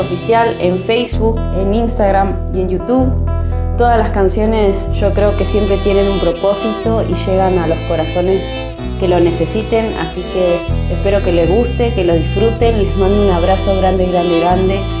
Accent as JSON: {"language": "Spanish", "town": "Río Mayo", "region": "Chubut", "country": "Argentina", "tie": "born or raised there", "said": "Arranqué a tocar la guitarra y a cantar en mi pueblo, en Río Mayo, a los seis añitos"}